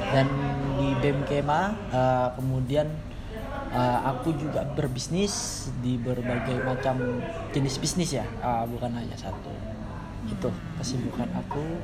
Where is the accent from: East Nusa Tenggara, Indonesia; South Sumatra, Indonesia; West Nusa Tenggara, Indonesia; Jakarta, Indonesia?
Jakarta, Indonesia; also born or lived in Bekasi / Tangerang; saya ini lahir di Jakarta, uh, besar di Jakarta dan Bekasi sempat juga di Tangerang ya teman-teman sempat